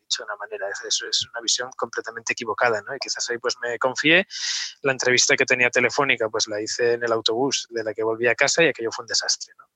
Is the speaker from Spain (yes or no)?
yes; Oviedo, Asturias, Spain; moved away as an adult; also born or lived in Gijón / Hamburg; now in Barcelona, Spain; Yo nací en Oviedo hace un poquito más de, 40 años ya y, me crié, pues bueno, pues eh, iba al colegio San Ignacio